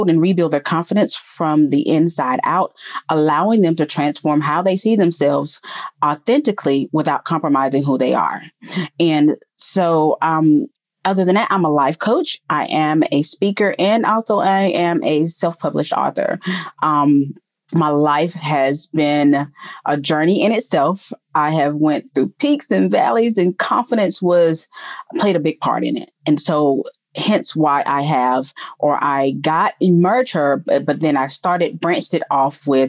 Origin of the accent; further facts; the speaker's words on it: Atlanta, Georgia, United States; I'm a native of Georgia by way of Atlanta. Born and raised in Georgia. Haven't really lived anywhere else.